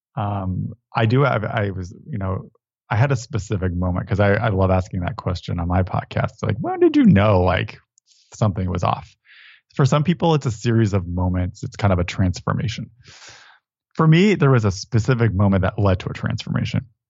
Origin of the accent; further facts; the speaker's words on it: Connecticut, United States; I grew up in Connecticut